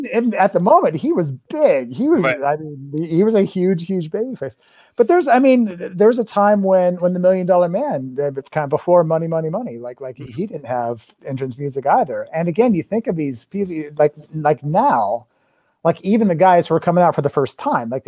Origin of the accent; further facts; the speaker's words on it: Des Moines, Iowa, United States; now in Chicago, United States; I grew up in Des Moines, Iowa